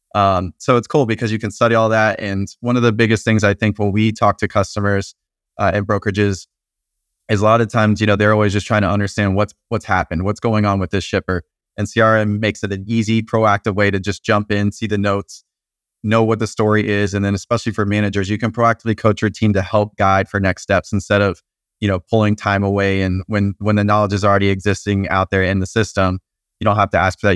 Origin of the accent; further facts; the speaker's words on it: Atlanta, Georgia, United States; moved away as an adult; now in Nashville, United States; I'm originally from Atlanta.